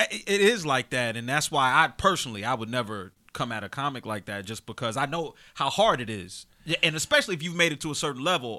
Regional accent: Chester, Pennsylvania, United States; I'm from Chester.

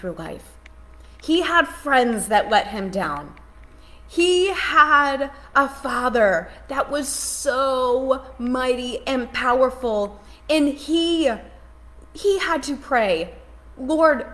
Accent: Massachusetts, United States; now in Charlotte, United States; I'm from Charlotte. We live in Charlotte. I'm from Massachusetts. So I'm here now

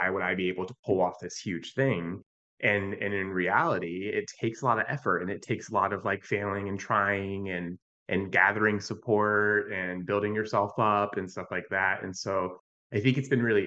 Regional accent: Virginia, United States; I grew up in Virginia.

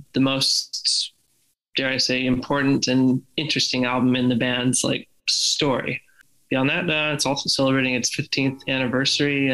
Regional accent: just outside of Red Rocks, Colorado, United States; I grew up just outside of Red Rocks, in Colorado

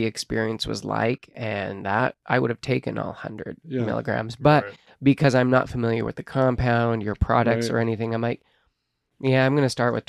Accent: Utah, United States; So I'm from Utah. We're fifth generation religious people from here.

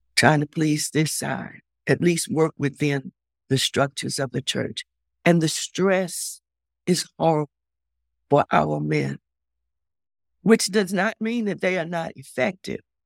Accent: Baltimore, Maryland, United States; I'm from Baltimore.

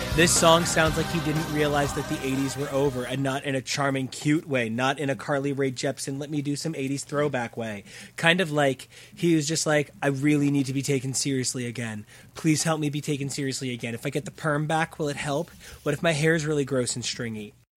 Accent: Sayreville, New Jersey, United States; growing up in this town

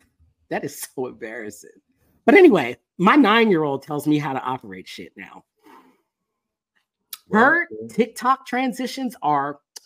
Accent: Florida, United States; now in Texas; I grew up in Florida. I forgot. You lived in South Florida. I grew up in South Florida.

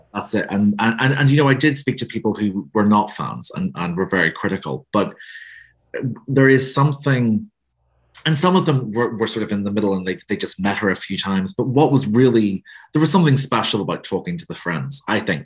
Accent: Northern Ireland, United Kingdom; you can tell from my accent. I'm from Northern Ireland

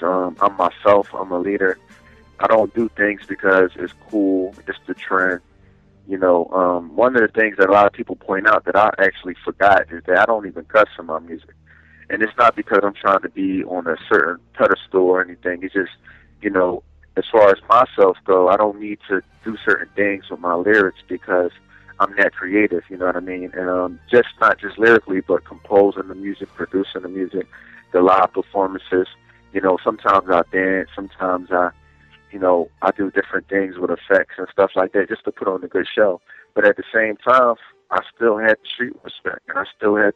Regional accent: Philadelphia, Pennsylvania, United States; I'm from West Philly. Born and raised

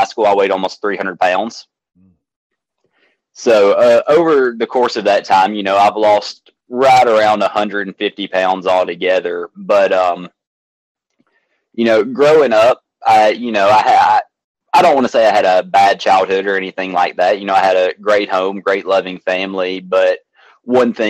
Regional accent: Athens, Alabama, United States; I'm born and raised in Athens, Alabama, where it's a little small town in North Alabama

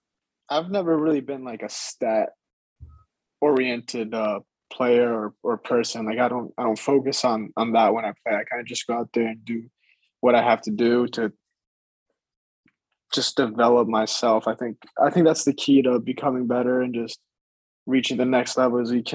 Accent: Greece; born there; I was born in Greece, like my whole family's from Greece, like that's a big part of my identity.

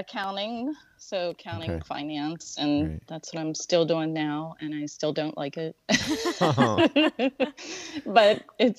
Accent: Uniontown, Pennsylvania, United States; moved away as an adult; now in Baltimore, United States; I live in Baltimore. I am originally from Uniontown, Pennsylvania, outside Pittsburgh, well, a little ways from Pittsburgh.

